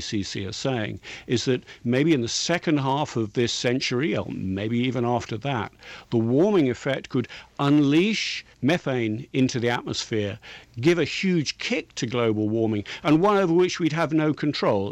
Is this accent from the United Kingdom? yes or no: yes; England, United Kingdom; I'm English